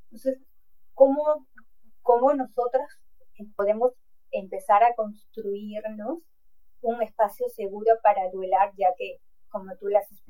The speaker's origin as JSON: {"language": "Spanish", "country": "Peru", "said": "Yo soy de Perú y también en, mi país es este, tienes que ser fuerte, no, no puedes llorar."}